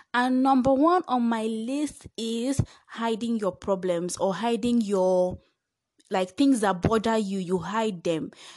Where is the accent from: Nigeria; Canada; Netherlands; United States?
Nigeria; I am Nigerian